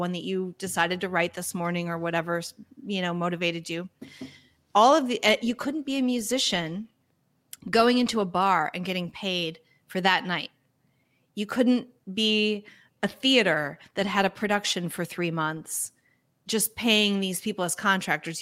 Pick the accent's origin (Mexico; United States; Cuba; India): United States; being an American